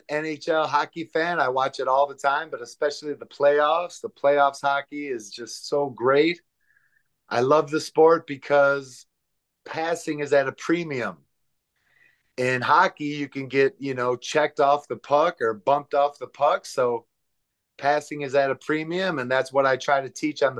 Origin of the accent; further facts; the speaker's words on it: Angola, New York, United States; moved away; So I get to stay at the house I grew up in Angola, New York